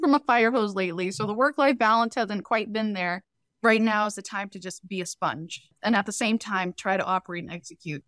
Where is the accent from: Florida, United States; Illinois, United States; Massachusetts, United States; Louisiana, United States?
Massachusetts, United States; Boston; also born or lived in Cambodia; we've been in Boston pretty much my whole life, we immigrated here from Cambodia, escaping the Cambodian genocide in the early eighties